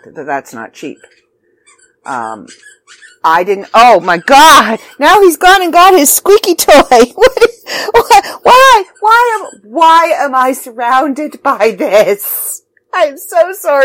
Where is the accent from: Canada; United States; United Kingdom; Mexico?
Canada; I'm Canadian